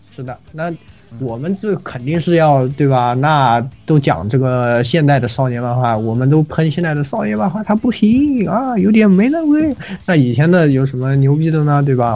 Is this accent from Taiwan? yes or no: no; China; 比我们中国人要强太多